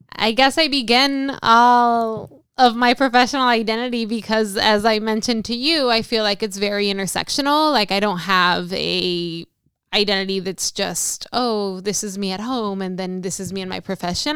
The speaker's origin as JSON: {"language": "English", "town": "Los Angeles", "region": "California", "country": "United States", "moved": "as an adult", "lives_now": "San Francisco, United States", "said": "I am originally from Los Angeles, California."}